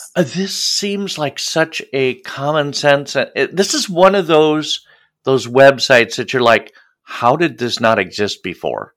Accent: Midwest, United States; as a Midwesterner

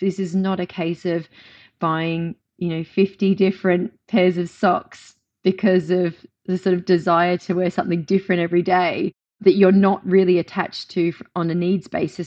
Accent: Australia; moved away as an adult; now in United Kingdom; I moved from my home country of Australia to the U K

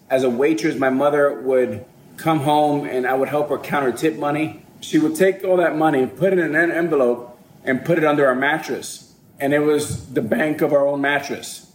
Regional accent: Miami, Florida, United States; also born or lived in New York City; I was born in New York City, raised in Miami

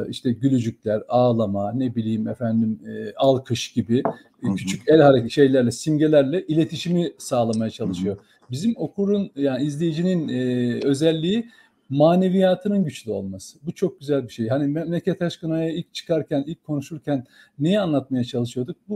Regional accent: Germersheim, Rhineland-Palatinate, Germany; now in Turkey; 1966 Germe, Germe, Germesheim doğumluyum.

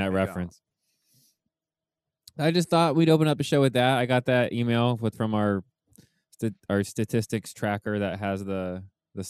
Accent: United States; as an American

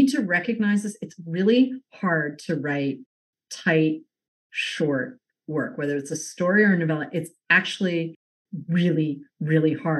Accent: Boston, Massachusetts, United States; moved away; I'm an ex-Bostonian

